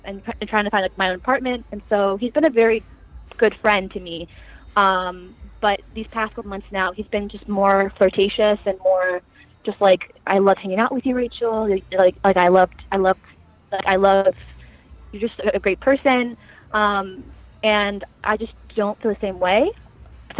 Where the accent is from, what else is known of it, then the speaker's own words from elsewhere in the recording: Alexandria, Virginia, United States; my hometown, Alexandria